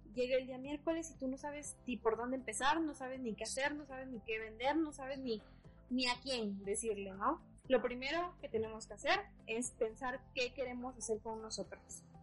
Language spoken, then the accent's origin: Spanish; San Andrés Tuxtla, Veracruz, Mexico; now in Mexico City, Mexico; a la ciudad de donde soy originaria, que es San Andrés Tuxtla